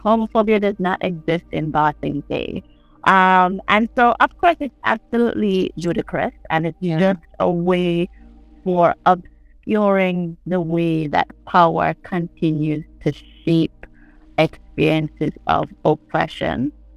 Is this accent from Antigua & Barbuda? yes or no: yes; St. John's, Saint John, Antigua & Barbuda; I'm from St. John's. I live in the capital of Antigua and Barbuda.